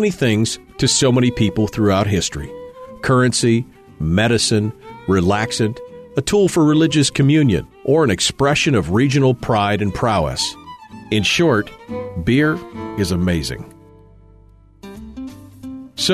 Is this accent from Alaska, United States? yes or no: yes; Fairbanks, Alaska, United States; my hometown of Fairbanks, in the interior of Alaska.